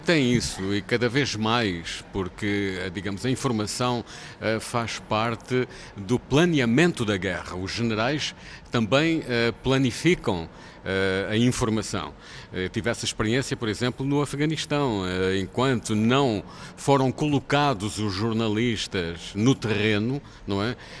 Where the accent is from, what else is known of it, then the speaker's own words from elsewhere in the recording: Portugal; somos portugueses